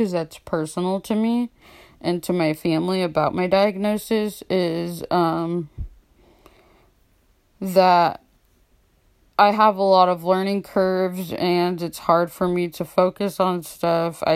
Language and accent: English; Austin, Texas, United States; moved away; in Austin, where I'm from, since I'm in a different state